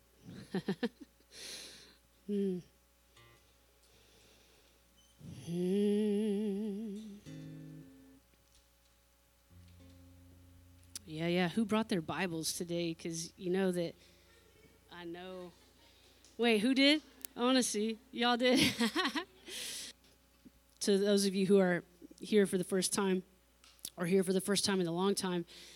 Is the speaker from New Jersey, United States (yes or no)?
no; California, United States; I grew up in California in the ocean